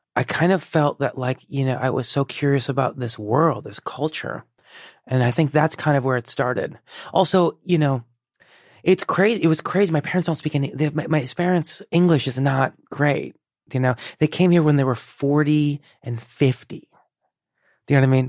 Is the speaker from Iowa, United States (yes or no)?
no; Chicago, Illinois, United States; born or raised there; first language Persian; English is a second language; also born or lived in Iran